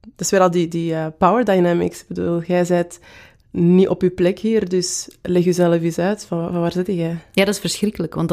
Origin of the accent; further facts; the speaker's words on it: Antwerp, Belgium; accent: Antwerp; Ehm, en ik ben van Kiel. Dus toen dat zij mij vroeg, waar, waar komt jij vandaan? Dacht ik van, ah ja, ze heeft mijn Antwerps accent gehoord ofzo